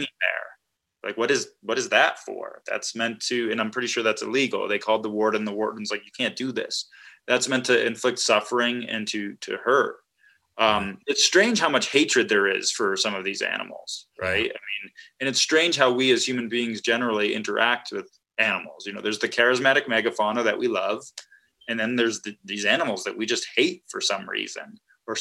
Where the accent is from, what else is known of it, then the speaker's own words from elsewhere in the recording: Massachusetts, United States; moved away; also born or lived in Wisconsin; I grew up in Massachusetts, so that maybe says something about me, but I've lived all over the country.